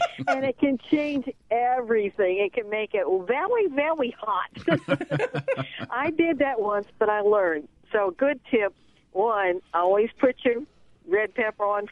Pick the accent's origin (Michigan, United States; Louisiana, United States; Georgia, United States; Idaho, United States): Louisiana, United States; Cajun French; being Cajun French